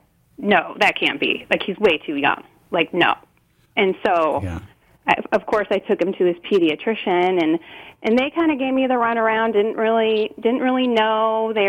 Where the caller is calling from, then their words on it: Washington, United States; I'm calling from Washington.